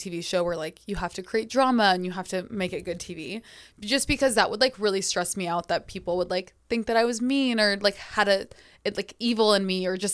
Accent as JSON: {"language": "English", "town": "Sacramento", "region": "California", "country": "United States", "tie": "born or raised there", "also_born_or_lived": "Los Angeles", "moved": "as an adult", "said": "So I grew up in Sacramento. And then when I was 18, I moved to Los Angeles."}